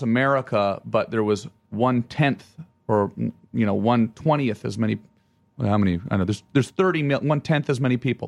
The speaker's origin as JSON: {"language": "English", "town": "Ottawa", "region": "Ontario", "country": "Canada", "said": "where I'm from and I say Ottawa"}